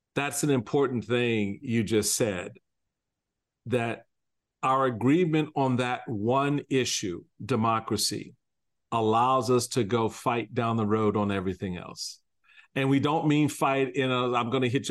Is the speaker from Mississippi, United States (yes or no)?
no; Washington, District of Columbia, United States; I remember growing up in Washington, D.C.